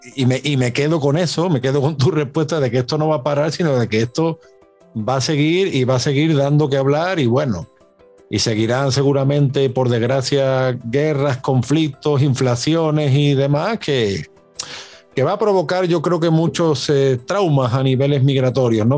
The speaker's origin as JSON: {"language": "Spanish", "country": "Spain", "moved": "as an adult", "said": "como muchos españoles que nos conocimos al otro lado del charco"}